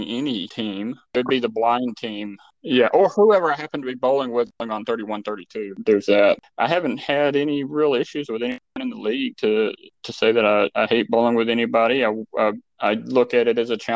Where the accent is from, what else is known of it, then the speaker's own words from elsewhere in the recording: Irving, Texas, United States; I grew up in Irving